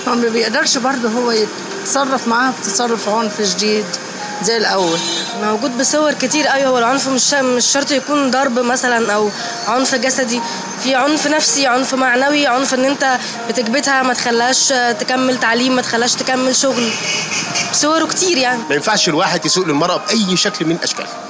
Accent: Egypt; عندنا في مصر

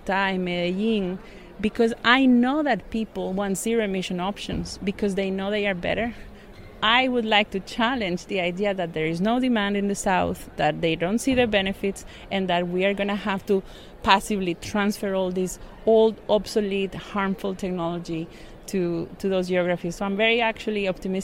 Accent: Costa Rica; I grew up in Costa Rica, and I do remember going to school in a third-hand bus that was imported from the US.

